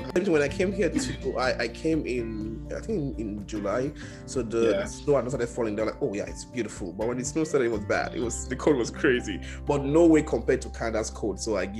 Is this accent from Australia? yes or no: no; Delta, Nigeria; also born or lived in Benin City, Nigeria; I'm from Delta. I grew up in Delta. Mm-hmm. But I stayed in Edo State, Benin City, for over 6 years. So I know Benin City so well. Like my second home is like 45 to 1 hour drive from my own home, Sapele, in Delta State.